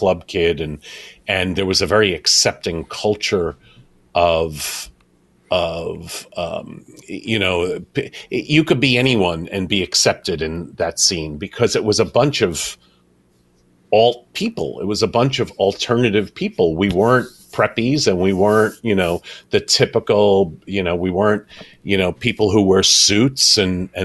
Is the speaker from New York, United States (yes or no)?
yes; New York, United States; I grew up in New York